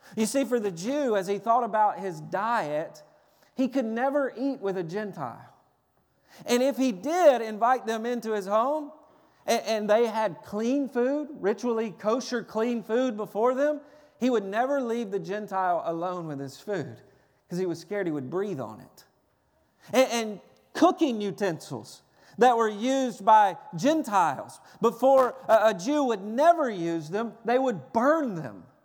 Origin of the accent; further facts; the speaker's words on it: Tennessee, United States; I'm from Tennessee. I was raised on fried chicken, cornbread, biscuits and gravy, uh, sweet tea